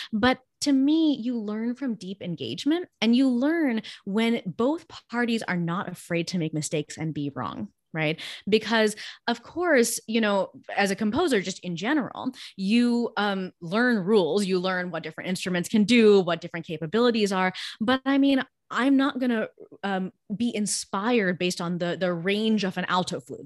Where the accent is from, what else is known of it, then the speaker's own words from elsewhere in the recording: Los Angeles, California, United States; first language Gujarati; English is a second language; I grew up in Los Angeles